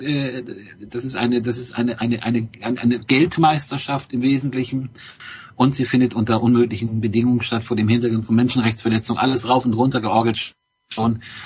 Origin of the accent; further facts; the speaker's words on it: Bremen, Germany; ich als Bremer